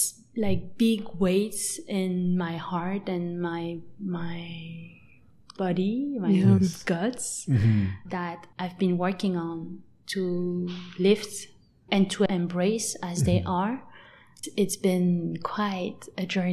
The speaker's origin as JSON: {"language": "English", "country": "France", "tie": "born or raised there", "also_born_or_lived": "Lyon, France", "said": "I grew up in a very small town. By the border with Switzerland"}